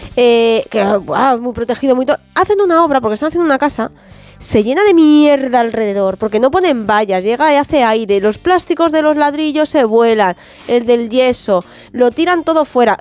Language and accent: Spanish; Patones, Community of Madrid, Spain; cuando era pequeña, en Patones